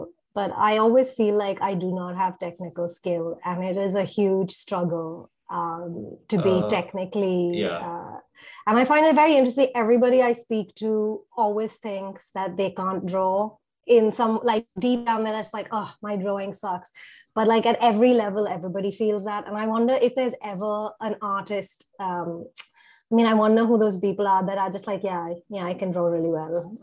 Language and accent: English; India; now in London, United Kingdom; I feel I've been here now exactly the amount of time I lived in India. So I'm literally 50-50 now.